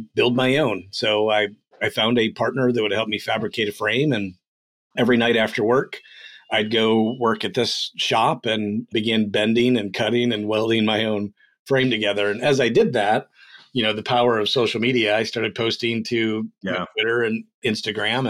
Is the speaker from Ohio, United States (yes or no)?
no; Western New York, United States; I grew up in a small town in upstate New York, Western New York